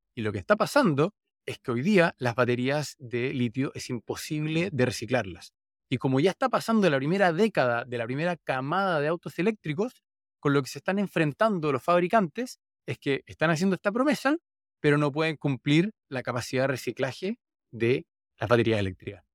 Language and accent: Spanish; Santiago, Santiago Metropolitan Region, Chile; donde crecí, en Santiago, Chile